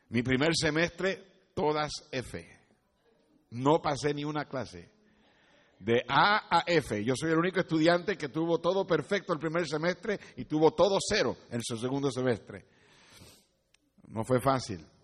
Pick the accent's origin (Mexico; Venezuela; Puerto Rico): Puerto Rico; moved away as an adult; yo llegué de Puerto Rico al colegio en mi primer año sin saber inglés, en el 1900.